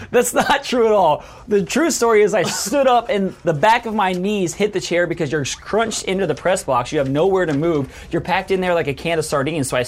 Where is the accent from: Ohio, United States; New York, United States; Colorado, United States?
Ohio, United States; moved away; I'm from Ohio. Great Lakes is everywhere this time of year.